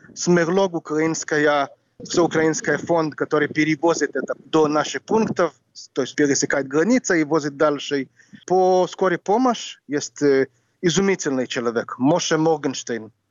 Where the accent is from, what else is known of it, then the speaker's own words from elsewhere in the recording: Jerusalem, Jerusalem District, Israel; Russian is a second language; moved away as an adult; also born or lived in New York / Ukraine; now in Kryvyi Rih, Ukraine; Я родился в Иерусалиме